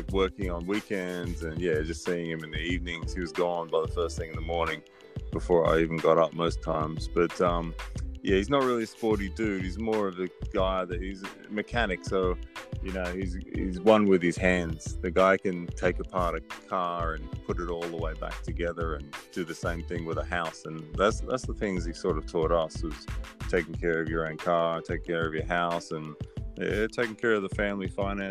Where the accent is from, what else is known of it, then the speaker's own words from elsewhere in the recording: Sydney, New South Wales, Australia; moved away as an adult; also born or lived in West Virginia, United States / Ohio, United States / Baltimore, Maryland, United States; I grew up in Australia, so I'm an Aussie.